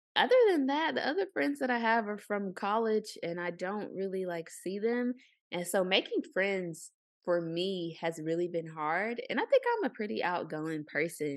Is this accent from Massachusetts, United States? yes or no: no; Arkansas, United States; moved away; I'm from Arkansas.